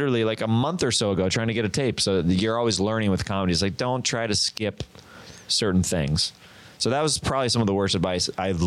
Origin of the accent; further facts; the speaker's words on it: Kansas, United States; so I'm from Kansas.